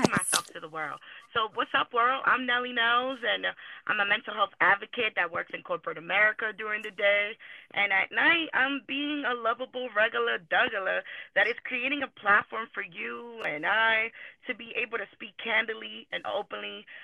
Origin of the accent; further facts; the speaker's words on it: New York, United States; And I grew up here. I grew up in New York I love it. I still go over there